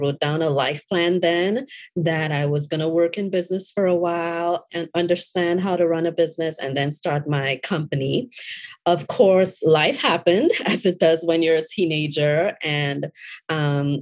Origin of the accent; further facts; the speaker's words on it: Trinidad & Tobago; also born or lived in Florida, United States; now in Atlanta, United States; I was born and raised in Trinidad and Tobago.